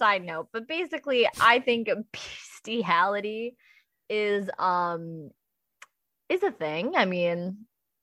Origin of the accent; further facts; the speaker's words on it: the Northeast, upstate New York, United States; I'm from the Northeast